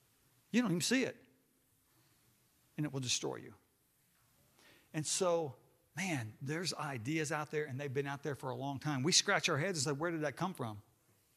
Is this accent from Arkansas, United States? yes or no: yes; Hot Springs, Arkansas, United States; I was growing up in Hot Springs, Arkansas